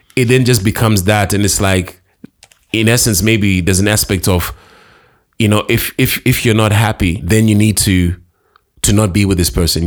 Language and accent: English; Harare, Zimbabwe; also born or lived in Karoi; I'm from Harare